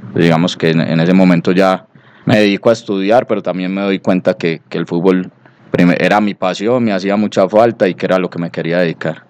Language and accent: Spanish; Bello, Antioquia, Colombia; also born or lived in Medellín; Yo nací en Medellín, en, Medellín, y los primeros años eh, los viví en el barrio Cristóbal, en la América, los primeros dos años, pero estando pues muy niño, mi familia se traslada al barrio Cabañitas, en el municipio de Bello Allí después hago toda la primaria, el bachillerato